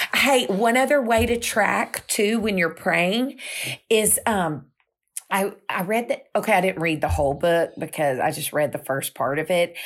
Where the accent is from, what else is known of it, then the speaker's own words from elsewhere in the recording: Houston, Texas, United States; we're Houstonians